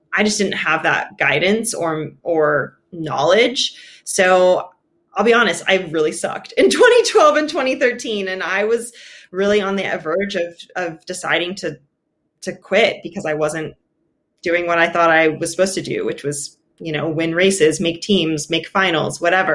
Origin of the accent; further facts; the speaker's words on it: Austin, Texas, United States; I was born in Austin, Texas, mostly grew up there